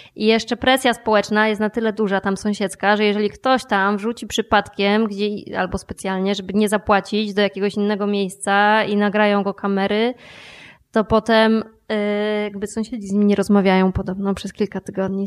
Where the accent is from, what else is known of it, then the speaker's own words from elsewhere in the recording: Podkarpacie, Subcarpathian Voivodeship, Poland; ja się urodziłam i wychowałam na Podkarpaciu